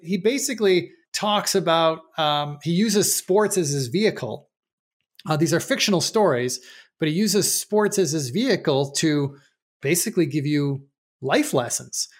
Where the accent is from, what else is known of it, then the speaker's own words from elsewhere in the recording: Buffalo, New York, United States; moved away; also born or lived in Chicago, Illinois; I'm originally from Buffalo, New York, for those who don't know, but, uh, but I lived in Chicago for ten years